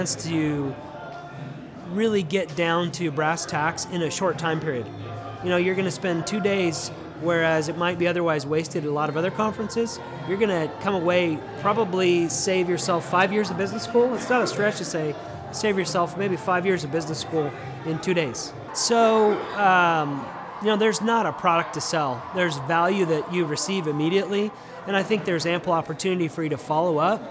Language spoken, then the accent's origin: English; Denver, Colorado, United States; now in Tulsa, United States